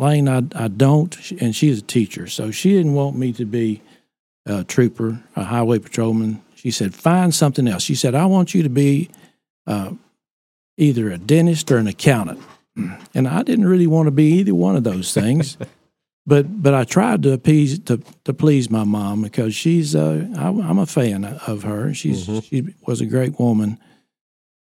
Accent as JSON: {"language": "English", "town": "Rockwall", "region": "Texas", "country": "United States", "tie": "born or raised there", "also_born_or_lived": "Decatur, Texas", "said": "I grew up in Rockwall, Texas."}